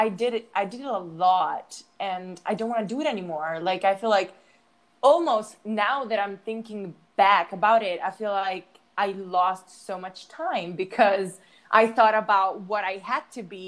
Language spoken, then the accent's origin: English; United States; accent: American; I'm a little scared of learning it because I'm also scared of losing my American accent